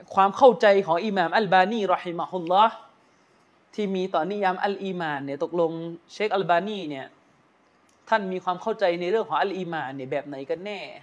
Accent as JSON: {"language": "Thai", "region": "Yala", "country": "Thailand", "tie": "born or raised there", "moved": "yes", "lives_now": "Bangkok, Thailand", "said": "ผมมีธุระต้องกลับไปที่ยะลานะครับที่บ้านเกิด"}